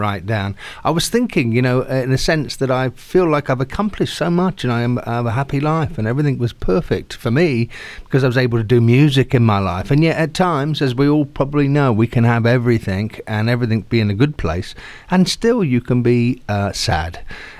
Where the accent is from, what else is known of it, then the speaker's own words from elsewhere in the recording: Southampton, South East England, United Kingdom; I'm an Englishman from Southampton